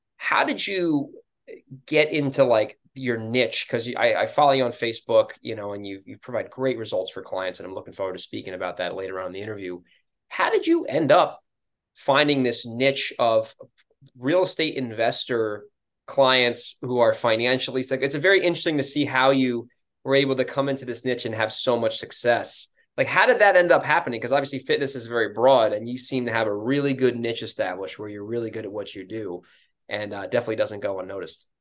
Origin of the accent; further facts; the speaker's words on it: New York, United States; moved away; I'm from New York originally